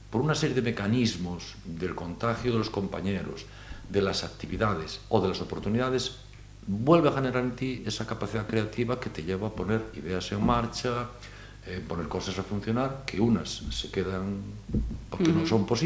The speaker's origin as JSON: {"language": "Spanish", "region": "Galicia", "country": "Spain", "said": "como somos siempre los gallegos, en ese sentido buscamos la parte"}